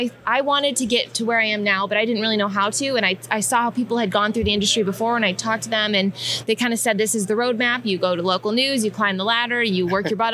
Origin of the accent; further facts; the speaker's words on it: Midwest, United States; I grew up in the Midwest